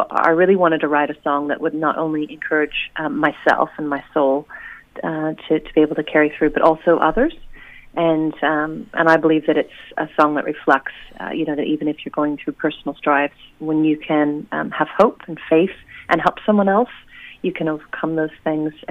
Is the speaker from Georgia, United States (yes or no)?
no; Oregon, United States; now in New Zealand; Yes, uh, I'm originally from Oregon, and uh, I've settled in New Zealand. Uh, I moved actually to a sheep farm in Wellsford after uh, the first few years of living in New Zealand, and now I've uh, now I've moved to the shore.